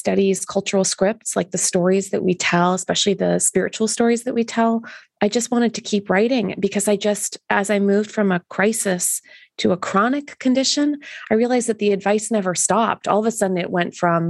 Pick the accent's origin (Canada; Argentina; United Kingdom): Canada; being Canadian